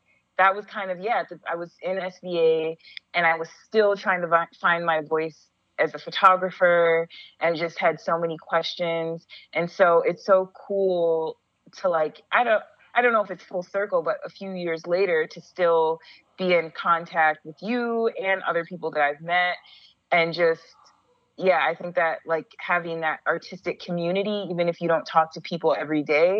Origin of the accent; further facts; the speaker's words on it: Roseville, Minnesota, United States; moved away as an adult; also born or lived in Los Angeles; now in New York, United States; Yeah, I'm from Minnesota. I grew up in Roseville, Minnesota.